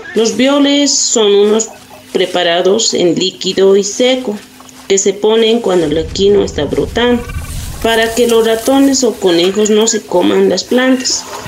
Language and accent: Spanish; Puqui, Oruro, Bolivia; Soy de Oruro, de la comunidad de Puqui, en Bolivia